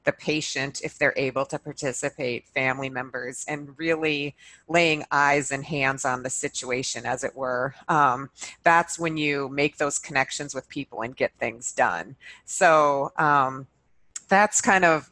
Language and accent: English; Montana, United States; moved away; also born or lived in Minnesota / Boston; I'm originally from Montana and I went to school in Minnesota